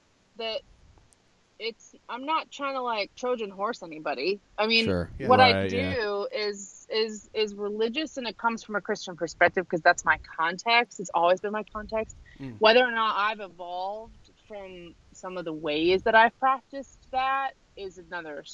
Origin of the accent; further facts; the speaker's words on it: New Jersey, United States; I'm from New Jersey, and my dad is a Syrian refugee